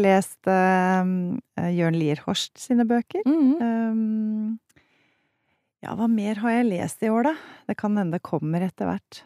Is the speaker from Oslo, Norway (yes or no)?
no; Haga, Akershus, Norway; jeg vokste opp på Haga